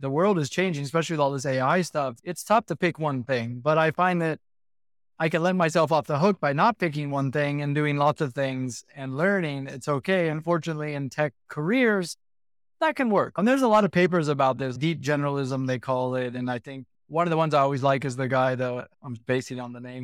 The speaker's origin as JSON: {"language": "English", "country": "United States", "tie": "born or raised there", "also_born_or_lived": "Hong Kong", "moved": "as an adult", "lives_now": "Singapore", "said": "I'm born and bred in the States."}